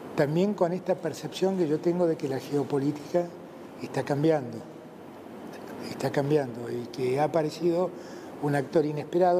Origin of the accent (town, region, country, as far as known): Argentina